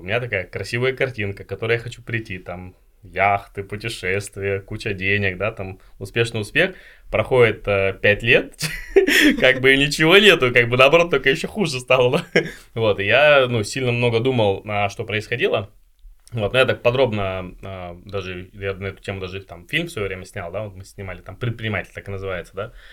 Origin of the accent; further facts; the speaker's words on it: Chelyabinsk, Chelyabinsk Oblast, Russia; я сам родом из Челябинска